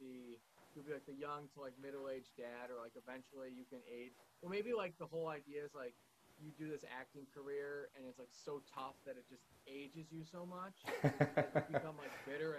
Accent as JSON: {"language": "English", "region": "Illinois", "country": "United States", "said": "I'm from Illinois"}